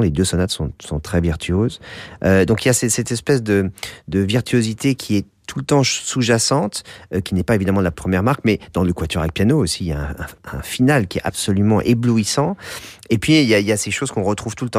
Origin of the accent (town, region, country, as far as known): France